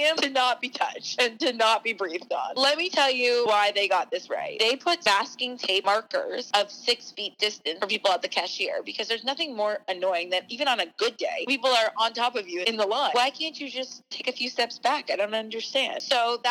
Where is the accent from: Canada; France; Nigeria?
Canada; Toronto, Ontario; now in Los Angeles, United States; that's where I grew up